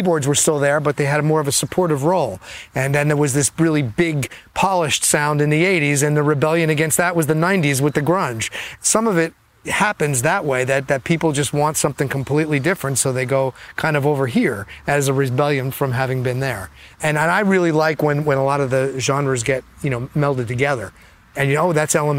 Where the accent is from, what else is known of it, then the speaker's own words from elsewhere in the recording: New Jersey, United States; when I was growing up in New Jersey